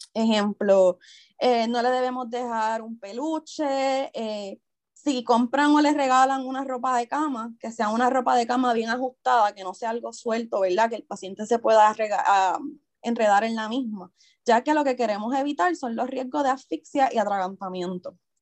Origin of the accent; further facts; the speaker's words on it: Isabela, Puerto Rico; yo soy natural de Isabela, Toda mi vida me he criado en Isabela